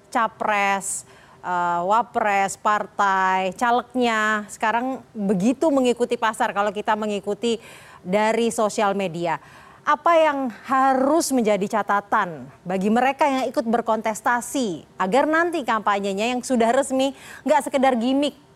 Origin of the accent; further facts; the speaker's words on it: West Java, Indonesia; khususnya saya dari Jawa Barat di daerah Jawa Barat yang paling ujung itu banyak banget potensinya